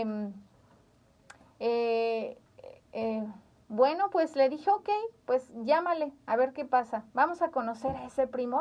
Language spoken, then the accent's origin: Spanish; Zamora, Michoacán, Mexico; en Zamora, Michoacán, somos michoacanos